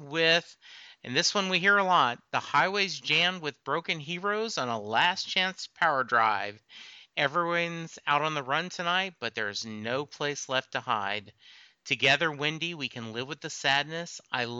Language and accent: English; Louisiana, United States; I'm originally from Louisiana